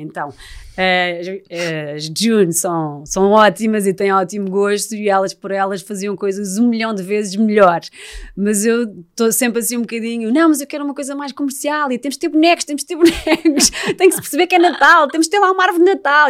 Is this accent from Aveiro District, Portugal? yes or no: no; Estoril, Lisbon, Portugal; eu também sou, sou do Estoril